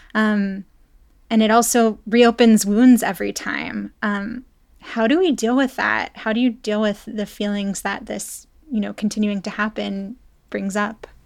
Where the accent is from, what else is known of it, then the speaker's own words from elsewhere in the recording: Pittsburgh, Pennsylvania, United States; moved away as an adult; also born or lived in Texas; I grew up in the Tree of Life synagogue